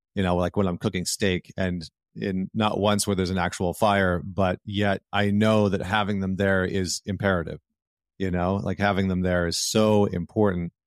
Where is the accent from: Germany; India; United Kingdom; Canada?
Canada; Northern Alberta; growing up in Northern Alberta.